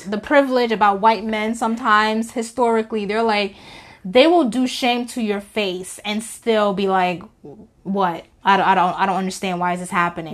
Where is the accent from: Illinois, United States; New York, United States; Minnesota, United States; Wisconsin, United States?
New York, United States; I'm from New York